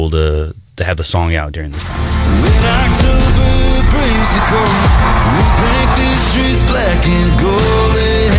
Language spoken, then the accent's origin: English; right outside Kansas City, Missouri, United States; I was born and raised right outside Kansas City. So I grew up around a lot of K-State and KU fans